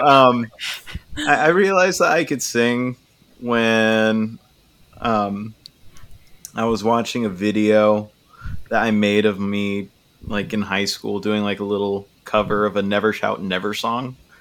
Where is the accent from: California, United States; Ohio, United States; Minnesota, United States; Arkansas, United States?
California, United States; Chula Vista; also born or lived in Portland, Oregon; now in Seattle, United States; I'm from Chula Vista